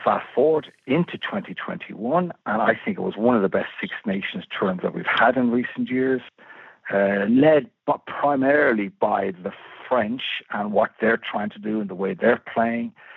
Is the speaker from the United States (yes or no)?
no; Malahide, Leinster, Ireland; growing up in Malahide was like, like growing up in a playground.